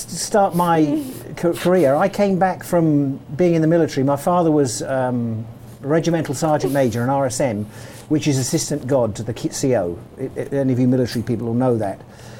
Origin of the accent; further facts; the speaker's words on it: Port Fayed, Egypt; born there; I was born in Port Fayed, which is on the Suez Canal.